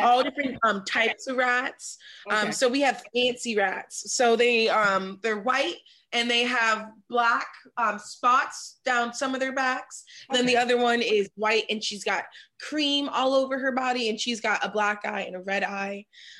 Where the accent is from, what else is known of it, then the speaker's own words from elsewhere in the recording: Washington, District of Columbia, United States; now in California, United States; I'm a fourth generation native of Washington, D.C. So I grew up in Northwest.